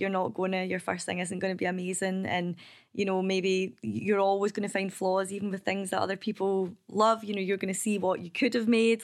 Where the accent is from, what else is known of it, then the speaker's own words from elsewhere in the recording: Kilbarchan, Scotland, United Kingdom; also born or lived in Biggar; I grew up in Kilbarkin